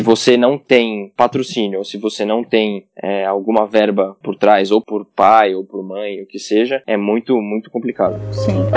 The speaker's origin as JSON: {"language": "Portuguese", "region": "São Paulo", "country": "Brazil", "tie": "born or raised there", "also_born_or_lived": "Goiânia", "said": "sou de São Paulo, comecei aqui mesmo em São Paulo. Eu nasci em São Paulo"}